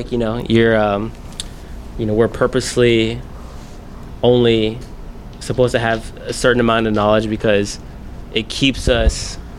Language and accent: English; Ohio, United States; now in Texas, United States; I grew up in Ohio. Left there.